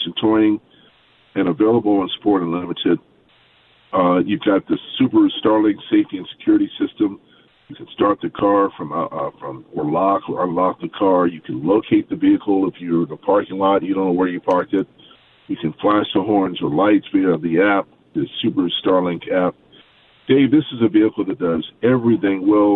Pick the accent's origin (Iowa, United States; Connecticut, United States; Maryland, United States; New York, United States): Maryland, United States; Baltimore; I'm from Baltimore